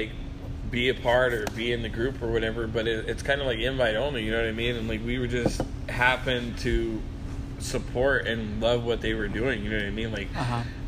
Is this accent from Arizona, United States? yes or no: yes; Arizona, United States; moved away as an adult; also born or lived in Salt Lake City, Utah; now in California, United States; I'm not from Cali, I'm from Arizona